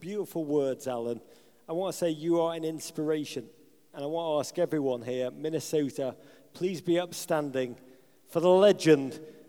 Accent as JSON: {"language": "English", "town": "Liverpool", "region": "North West England", "country": "United Kingdom", "tie": "born or raised there", "moved": "yes", "said": "I grew up in Liverpool, England."}